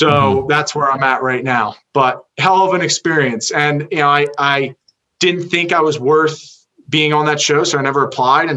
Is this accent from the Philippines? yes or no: no; Medford, United States; I grew up in Medford